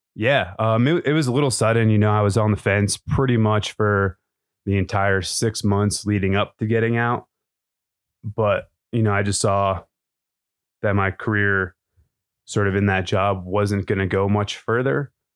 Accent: Maine, United States; moved away as an adult; I'm from Maine originally. That's where I grew up

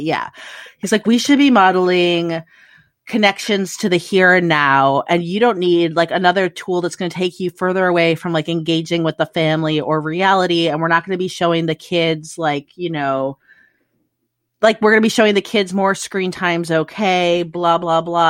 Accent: Midwest, United States; moved away as an adult; now in Australia; I grew up in the Midwest

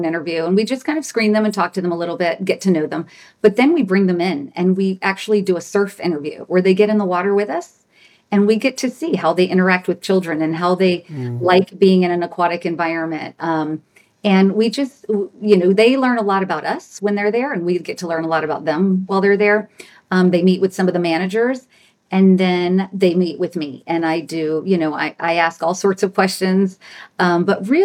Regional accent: Louisiana, United States; I grew up in Louisiana. I was born in Louisiana.

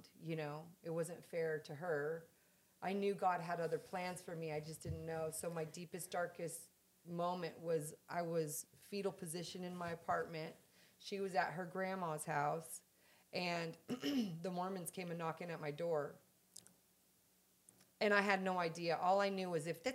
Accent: San Diego, California, United States; moved away; I'm from San Diego

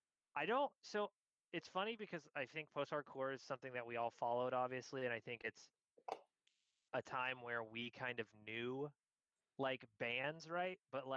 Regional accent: San Francisco, California, United States; And it was in San Francisco, my hometown, in New York, where my fucking talent manager knew the guy who ran it

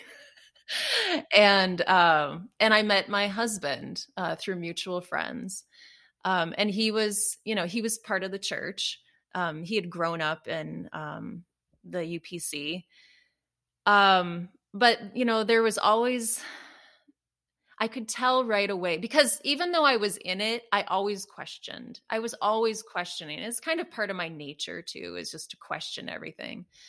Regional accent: Minnesota, United States; moved away as an adult; also born or lived in Chicago; we ended up moving to Minnesota, um, so back to my hometown

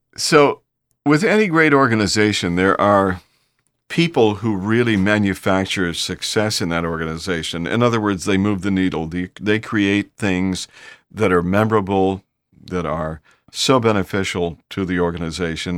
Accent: Bay Village, Ohio, United States; now in Houston, United States; I'm from, uh, Bay Village, Ohio originally, and that's my home, that's, it's my hometown

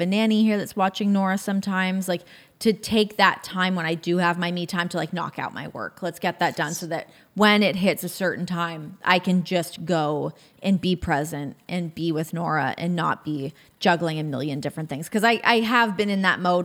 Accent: Canada; as a Canadian

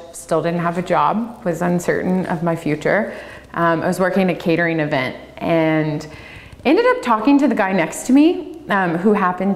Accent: Louisiana, United States; moved away as an adult; also born or lived in Tasmania / Napa, California; now in Oregon, United States; I studied in Louisiana. That's where I'm born and raised

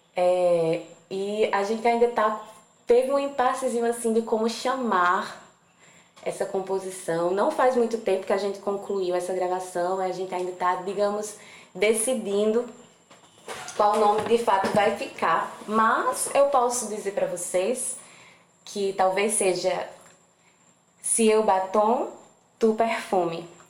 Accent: Campina Grande, Paraíba, Brazil; lá de Campina Grande, de onde sou

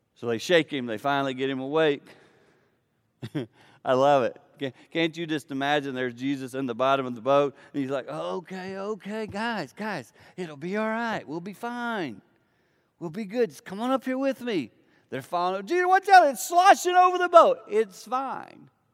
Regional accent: Blue Ridge foothills, the Carolinas, United States; I grew up in the Carolinas in the foothills of the Blue Ridge Mountain

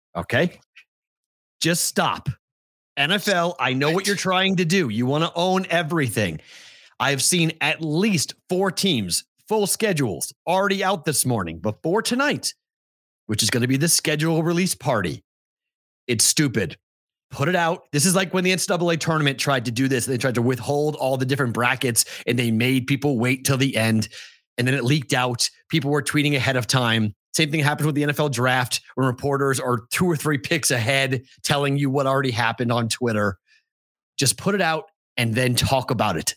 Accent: Massachusetts, United States; I'm from Massachusetts

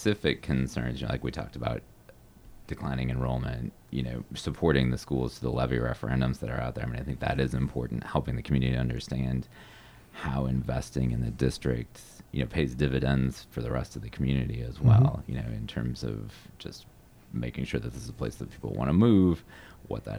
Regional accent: Minneapolis, Minnesota, United States; now in Northfield, United States; I grew up in Minneapolis, went to Washburn High School

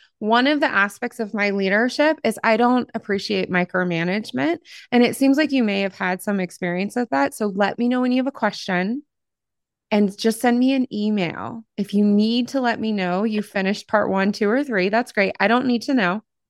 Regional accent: Ohio, United States; I came from Appalachia. I came from Southern Ohio. But Southern Ohio and Appalachia are two different things.

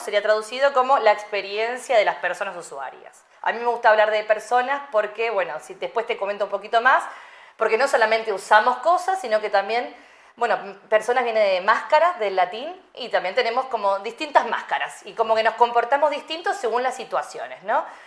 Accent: Argentina; moved away; yo nací en Argentina

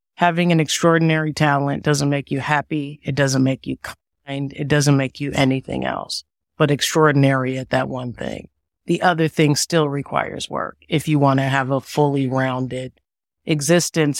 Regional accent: Evanston, Illinois, United States; moved away; also born or lived in Washington, D.C. / New York; I am originally from Evanston, Illinois, a suburb of Chicago

